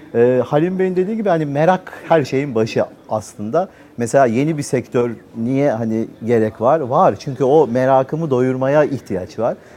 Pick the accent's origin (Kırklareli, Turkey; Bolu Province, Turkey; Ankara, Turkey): Ankara, Turkey; moved away as an adult; now in Istanbul, Turkey; doğma büyüme Ankara, üniversite öyle. Sonra İstanbul'a geldim.